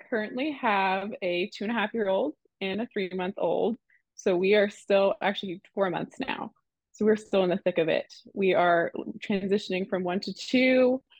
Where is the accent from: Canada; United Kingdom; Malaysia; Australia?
Canada; accent: Canadian; moved away; Oh, and also I'm from Canada, so if I say any weird words